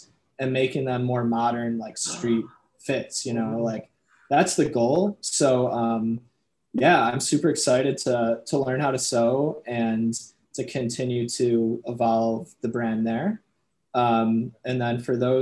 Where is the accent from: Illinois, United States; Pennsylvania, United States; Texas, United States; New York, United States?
Illinois, United States; Chicago; I'm from Chicago.